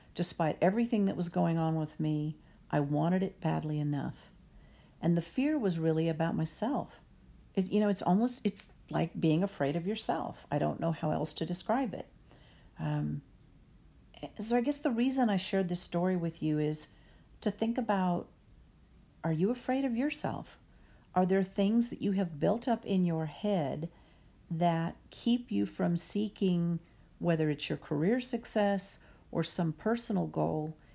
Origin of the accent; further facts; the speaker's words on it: Texas, United States; I'm Texan